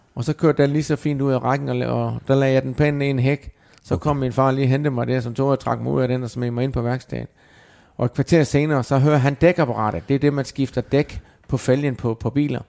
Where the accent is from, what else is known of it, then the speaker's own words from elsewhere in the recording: Denmark; moved away as an adult; nu er jeg heldigvis kommet til Danmark igen, har ikke været hjemme i Danmark i, i 20 år fast